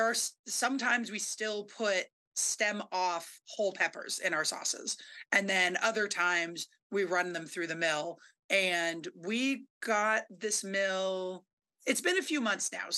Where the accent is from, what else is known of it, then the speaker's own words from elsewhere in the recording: Berkeley, California, United States; now in Vermont, United States; I grew up in Berkeley.